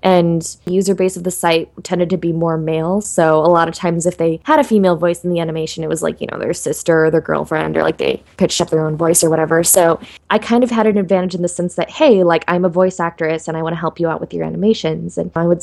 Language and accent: English; Alaska, United States; moved away; I grew up in Alaska